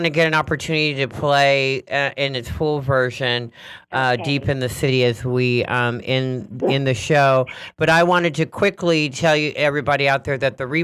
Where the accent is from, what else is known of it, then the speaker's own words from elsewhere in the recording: Sacramento, California, United States; And I'm originally from Sacramento, so okay.